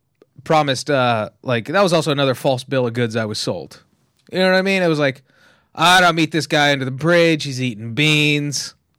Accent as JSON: {"language": "English", "town": "Tehachapi", "region": "California", "country": "United States", "said": "But I'm from Tehachapi, right?"}